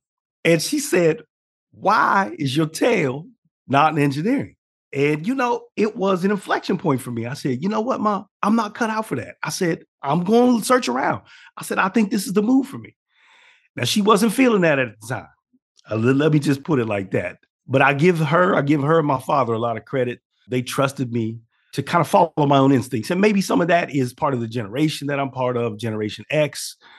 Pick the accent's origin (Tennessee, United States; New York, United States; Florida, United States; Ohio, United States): Ohio, United States; Steubenville; So I grew up in a pretty small town. I grew up in the Midwest in a town called Steubenville, Ohio. It is actually on the border, for context for people. This town is on the border of Ohio, Pennsylvania, and West Virginia.